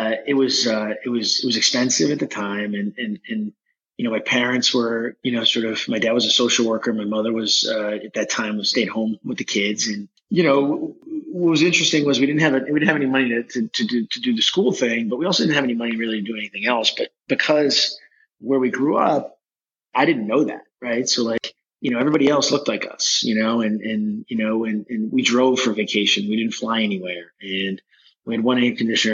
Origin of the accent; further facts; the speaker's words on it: outside of Boston, Massachusetts, United States; I grew up outside of Boston